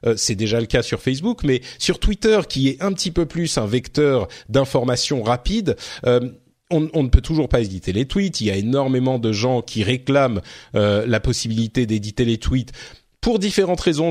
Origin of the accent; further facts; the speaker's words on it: France; chez nous en France